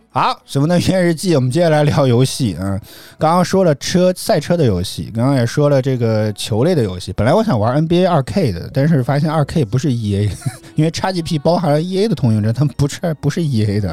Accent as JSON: {"language": "Chinese", "region": "Henan", "country": "China", "said": "我是河南人"}